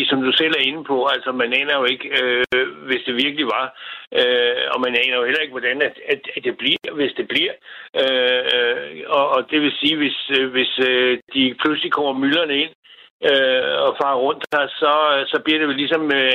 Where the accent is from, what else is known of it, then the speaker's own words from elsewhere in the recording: Denmark; jeg er jo indfødt dansker.